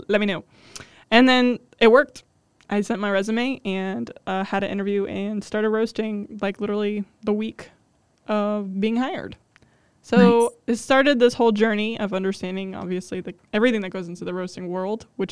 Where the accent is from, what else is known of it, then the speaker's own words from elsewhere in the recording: south of Cleveland, Ohio, United States; being born and raised in Ohio